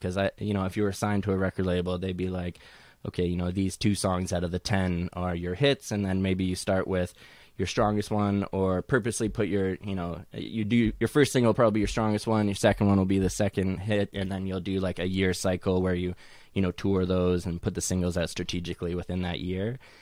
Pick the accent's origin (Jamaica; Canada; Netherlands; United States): Canada; Edmonton, Alberta; now in Toronto, Canada; even though I'm, I'm based in Toronto, I, I am originally from Edmonton.